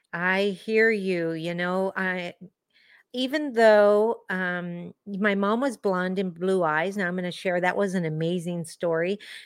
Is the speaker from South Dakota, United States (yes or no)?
no; Chula Vista, California, United States; I grew up in Chula Vista in a more of a well-to-do area of Chula Vista.